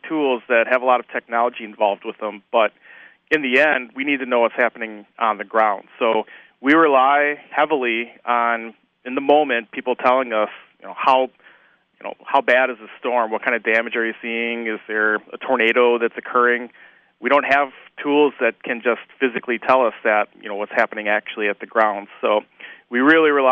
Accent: Fond du Lac, Wisconsin, United States; I grew up in Fond du Lac, so I witnessed the Oakfield tornado back in 1996

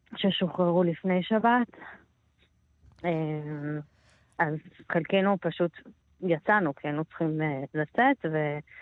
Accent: Israel; אני ישראלית, אני יהודייה

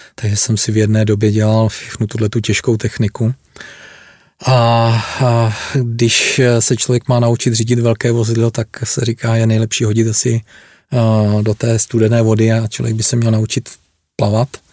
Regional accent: Vysoké Mýto, Pardubice Region, Czechia; Já jsem se narodil přímo ve Vysokém mítě. Vystudoval jsem zde základní školu a průmyslovou školu.

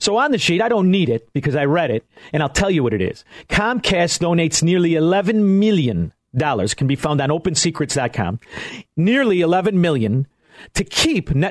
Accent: Elmwood Park, Illinois, United States; I am from Elmwood Park, Illinois.

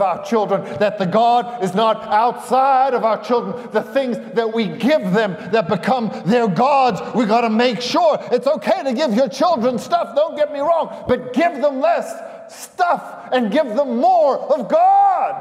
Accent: South Africa; moved away; I'm South African and I went barefoot most of the time growing up over there

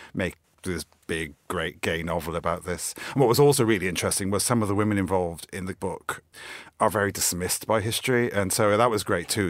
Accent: South Wales, United Kingdom; moved away as an adult; now in London, United Kingdom; I'm from South Wales originally. That's where I grew up and have lived in London most of my adult life

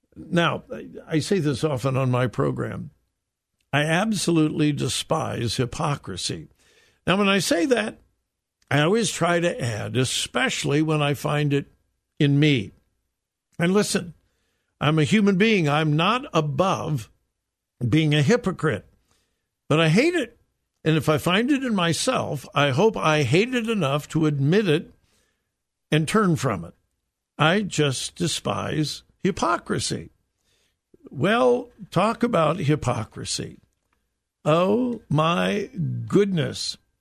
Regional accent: Southern California, United States; moved away; I grew up in Southern California in a wonderful, wonderful, wonderful time

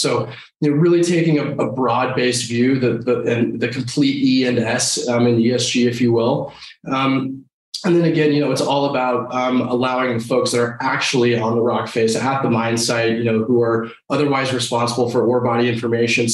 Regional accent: Denver, Colorado, United States; I grew up here in Denver, Colorado. So I'm one of the last few remaining natives here

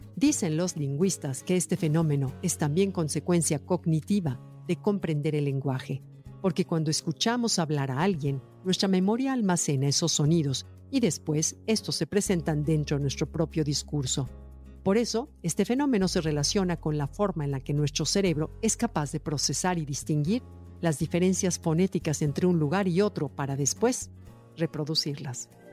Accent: Mexico; nuestro México

